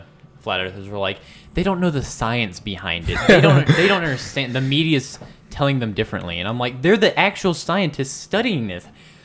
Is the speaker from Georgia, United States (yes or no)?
no; Belmont, North Carolina, United States; we're from Charlotte. I said, just outside of it, Belmont.